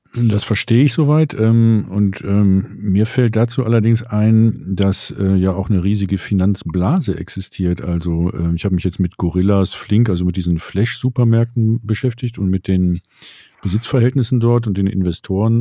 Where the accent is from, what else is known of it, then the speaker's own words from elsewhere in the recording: Berlin, Germany; als, Berliner